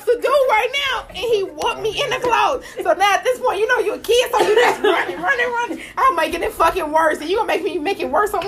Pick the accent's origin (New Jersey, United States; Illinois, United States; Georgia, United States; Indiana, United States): Illinois, United States; Chicago; I grew up out West